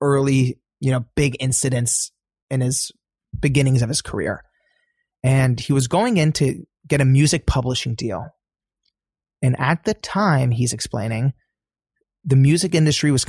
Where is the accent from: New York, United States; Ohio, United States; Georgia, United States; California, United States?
California, United States; Los Angeles; also born or lived in Iran (ancestry); I'm from Los Angeles